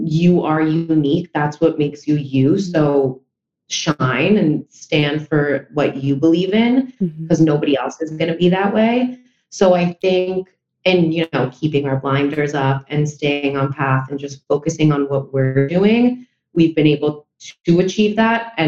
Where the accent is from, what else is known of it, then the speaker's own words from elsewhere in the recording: New York, United States; since my family is from Spain, but I was born and raised in New York